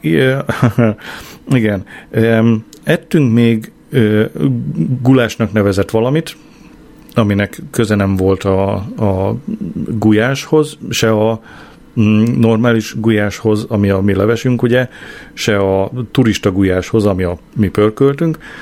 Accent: Hungary; én nem mertem megszólalni, ö, magyarként

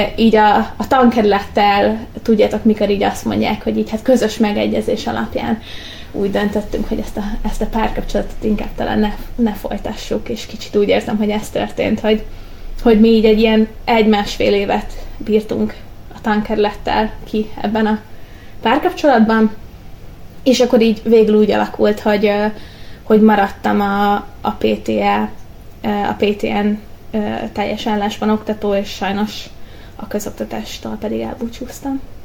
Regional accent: Budapest, Hungary; moved away as an adult; now in Pécs, Hungary; Én Budapesten nőttem föl

